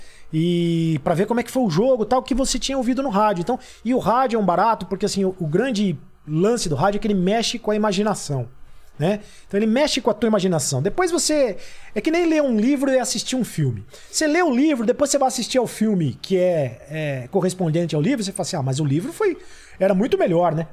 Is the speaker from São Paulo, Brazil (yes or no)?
yes; Itapira, São Paulo, Brazil; moved away; eu sou do interior de São Paulo, né? Eu sou de Itapira